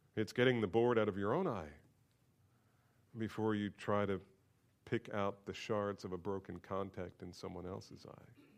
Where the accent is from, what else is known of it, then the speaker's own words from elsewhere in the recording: Bordentown, New Jersey, United States; I grew up in New Jersey